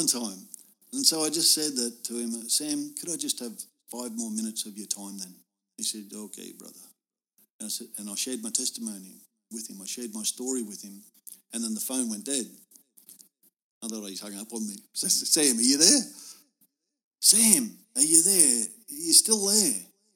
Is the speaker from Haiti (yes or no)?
no; Australia; I'm just from Australia.